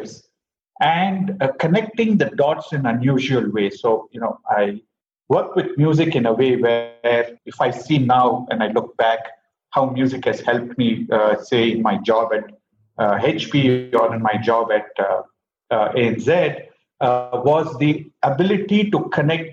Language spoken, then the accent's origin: English; Bangalore, Karnataka, India; I grew up in Bangalore